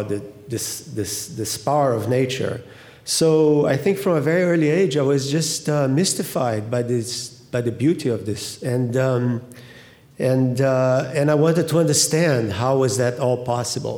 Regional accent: Rio de Janeiro, Brazil; moved away; I grew up in Rio in particular and right in front of the ocean.

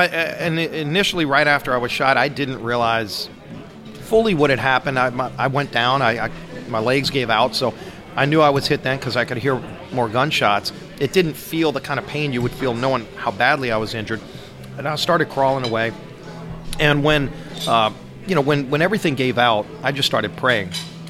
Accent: New Orleans, Louisiana, United States; I'm from New Orleans.

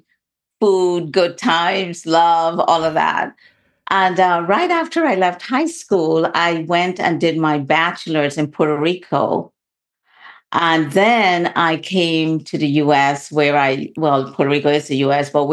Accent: Guyana; I was born in the only English-speaking country in South America. It's called Guyana

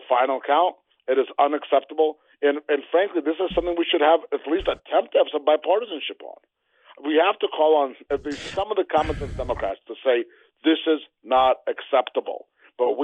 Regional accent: New Jersey, United States; the county I grew up in New Jersey

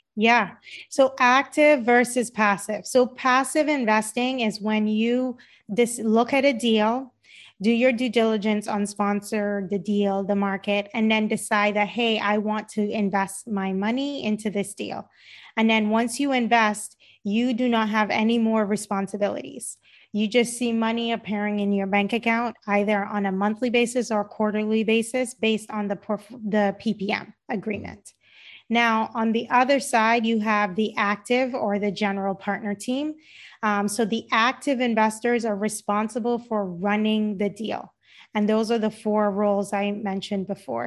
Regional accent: Cayman Islands; moved away; my parents are Jamaican, um, and I grew up in the Cayman Islands

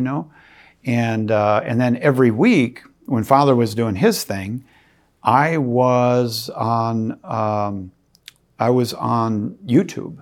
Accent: Minnesota, United States; I grew up in the Min-, in Minnesota, and we, uh, were Catholic

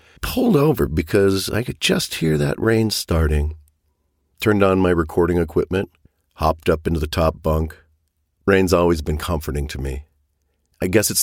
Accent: Seattle, Washington, United States; Growing up in Seattle, Washington, we got a lot of rain

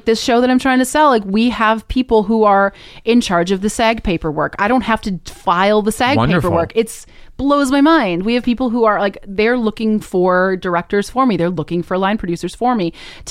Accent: Minnesota, United States; I mean, you know, growing up in Minnesota, like there was the Mall of America, Wisconsin, right?

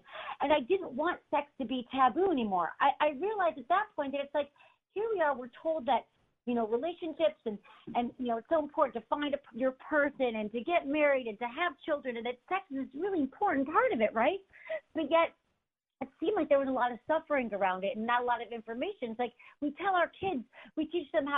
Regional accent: Michigan, United States; moved away as an adult; also born or lived in San Francisco; I'm from Michigan, and I moved to San Francisco, and I worked in politics for about 10 years

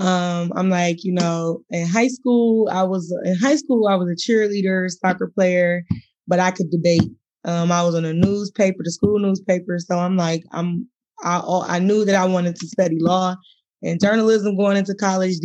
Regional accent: Detroit, Michigan, United States; I'm from Michigan, born and raised in Detroit

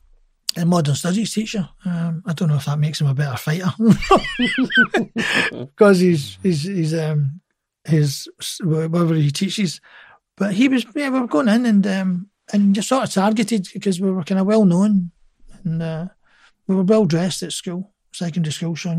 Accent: Glasgow, Scotland, United Kingdom

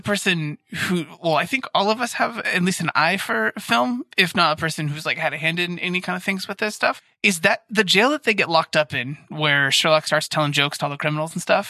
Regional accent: Arizona, United States; I'm from Arizona.

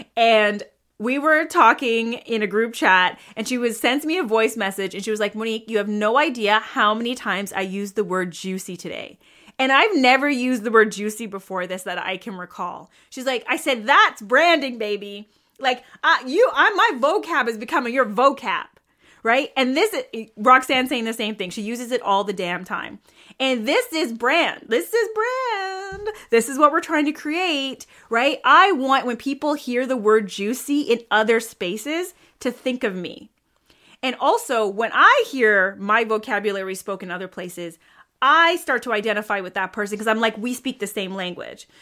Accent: Toronto, Ontario, Canada; I am hailing from Toronto, Canada.

